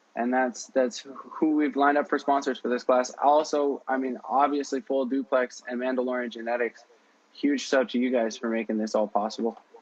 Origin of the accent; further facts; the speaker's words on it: Canada; I'm Canadian